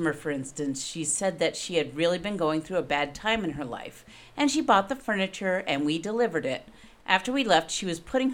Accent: New England, United States; I'm from New England

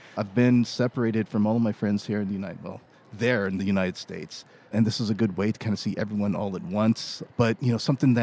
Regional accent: Toronto, Ontario, Canada; moved away as an adult; also born or lived in Montreal / New York / Washington, D.C.; now in Toronto, Canada; I was born in Montreal, grew up in Toronto

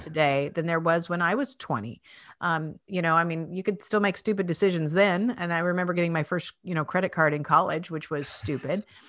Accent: Spokane, Washington, United States; moved away as an adult; now in Philadelphia, United States; I grew up in Washington State in Spokane, Washington

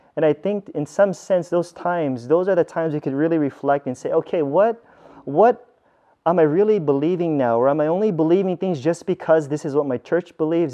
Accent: United States; I grew up in America, where there's a bunch of churches around me

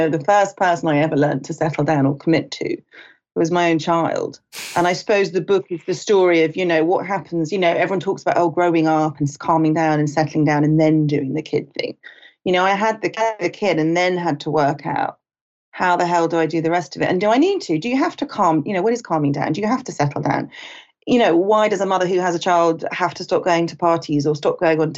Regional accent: United Kingdom; also born or lived in London / Los Angeles; I'm British.

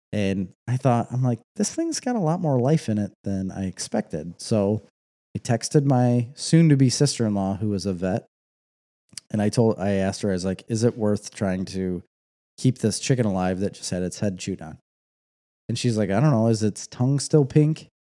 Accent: United States; I'm American.

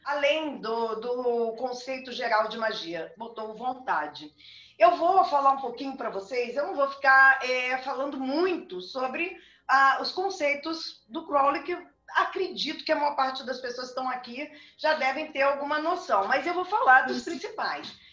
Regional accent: Rio Grande do Sul, Brazil; also born or lived in Rio de Janeiro; now in Brasília, Brazil; Eu sou nascida no Rio Grande do Sul

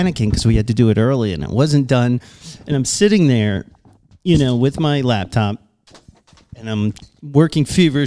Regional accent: Long Island, New York, United States; from Long Island. I'm American

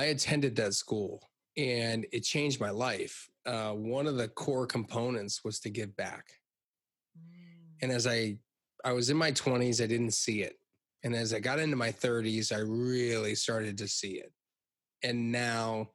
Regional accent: Hershey, Pennsylvania, United States; I grew up in Hershey, Pennsylvania

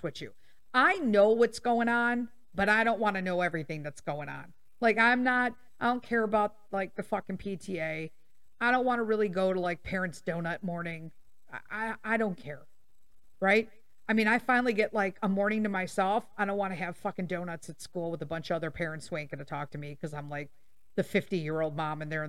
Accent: Chicago, Illinois, United States; I was born and raised in Chicago.

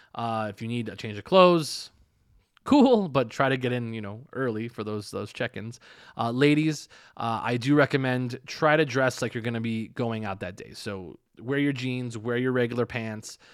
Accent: United States; now in Las Vegas, United States; I'm from the United States

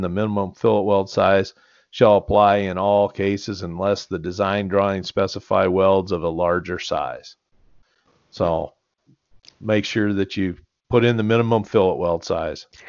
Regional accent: United States; I grew up there

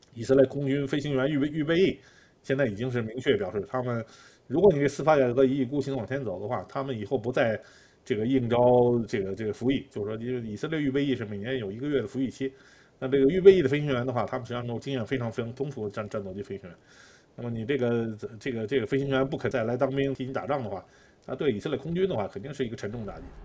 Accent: China; now in Israel; 我们中国人

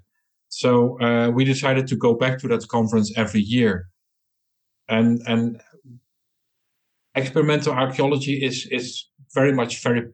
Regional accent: Eindhoven, North Brabant, Netherlands; I come from Holland, from the Netherlands, a city called Eindhoven

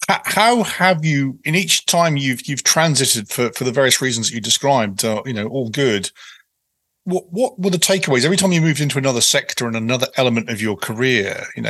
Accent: United Kingdom; now in United States; even though I'm a Brit, I'm a product of Virginia

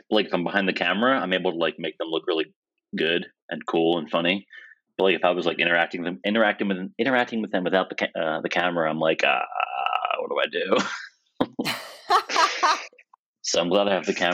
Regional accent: New Jersey, United States; moved away as an adult; also born or lived in Virginia; I was living in Virginia at the time, and I'm from New Jersey

